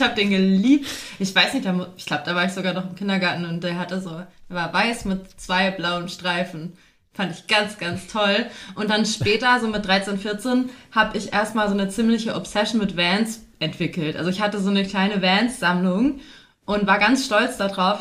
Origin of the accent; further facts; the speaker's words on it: Fulda, Hesse, Germany; now in Berlin, Germany; ich komme ursprünglich nicht aus Berlin, haha, ich bin auch zugezogen, sondern komme aus Fulda beziehungsweise so einem kleinen Kaff dort äh, in Hessen